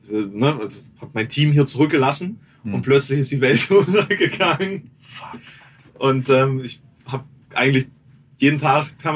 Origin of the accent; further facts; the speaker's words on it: Thuringia, Germany; Also ja, als Thüringer dann außerhalb Thürings und dann auch noch jemand, der kein Fleisch isst.